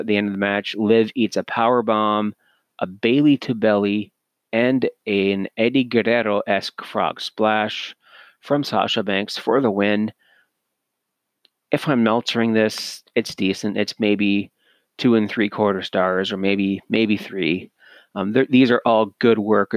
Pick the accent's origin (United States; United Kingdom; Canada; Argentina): Canada; as Canadian myself